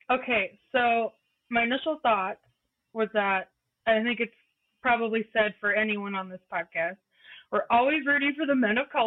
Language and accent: English; Oregon coast, United States; now in Yakima, United States; I'm from the Oregon coast.